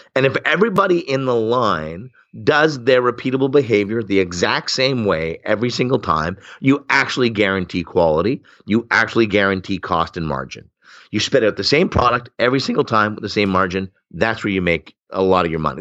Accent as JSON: {"language": "English", "town": "Oshawa", "region": "Ontario", "country": "Canada", "tie": "born or raised there", "said": "I grew up in Oshawa, Ontario, which is Canada's Flint, Michigan."}